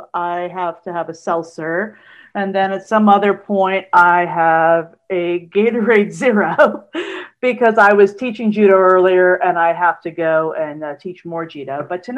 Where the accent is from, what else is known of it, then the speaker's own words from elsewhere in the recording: Albany, New York, United States; moved away as an adult; also born or lived in Schenectady, New York / France; now in San Antonio, United States; I grew up in Albany, New York. I went to college in Schenectady, which is right next to Albany. And then I went to France for 8 years after college.